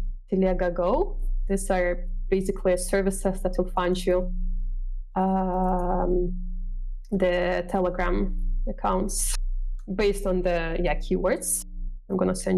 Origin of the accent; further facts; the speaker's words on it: Kyrgyzstan; I am from Kyrgyzstan